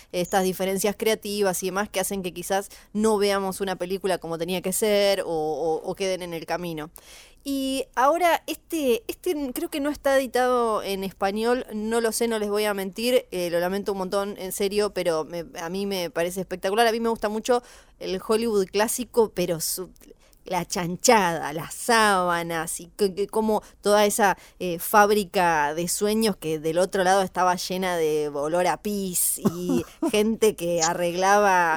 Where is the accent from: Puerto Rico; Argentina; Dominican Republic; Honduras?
Argentina; Ushuaia, Tierra del Fuego; now in Buenos Aires, Argentina; yo soy de Ushuaia, Tierra del Fuego